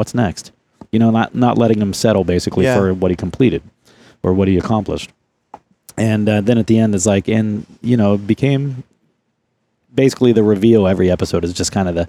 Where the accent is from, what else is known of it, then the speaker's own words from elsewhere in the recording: Ohio, United States; accent: Southeastern Ohio dialect; now in Columbus, United States; I've been living in Columbus since I was 18. I've lost most of my Southeastern dialect, my accent, if you will.